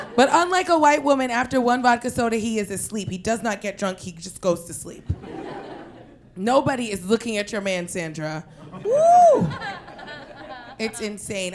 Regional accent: New York City, New York, United States; we're from Queens

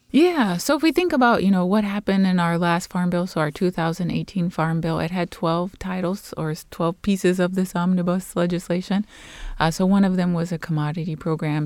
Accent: Los Angeles, California, United States; moved away as an adult; also born or lived in Guatemala; I'm originally from Los Angeles, California

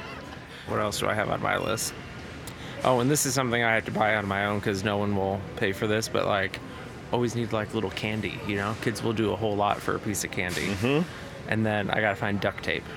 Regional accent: Chicago, Illinois, United States; now in Nashville, United States; I'm from South Side of Chicago

